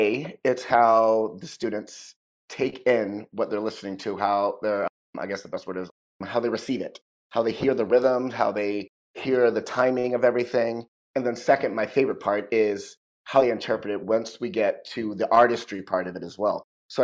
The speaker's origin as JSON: {"language": "English", "town": "Brooksville", "region": "Florida", "country": "United States", "also_born_or_lived": "Ohio", "moved": "yes", "lives_now": "New York City, United States", "said": "Very excited to be here. I'm originally from Brooksville, Florida, went to school at The Ohio State University."}